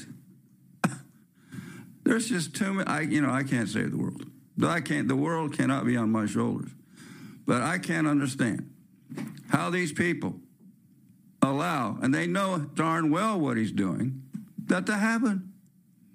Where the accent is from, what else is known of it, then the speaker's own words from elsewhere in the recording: California, United States; moved away as an adult; I'm from California